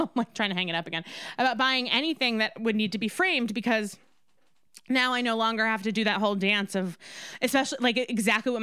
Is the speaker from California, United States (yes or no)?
no; New York, United States; I'm from New York, the state that does have everything